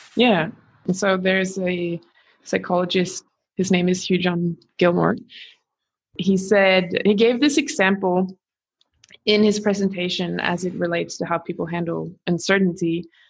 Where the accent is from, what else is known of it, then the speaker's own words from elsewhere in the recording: Gothenburg, Västra Götaland, Sweden; now in Australia; I am from Gothenburg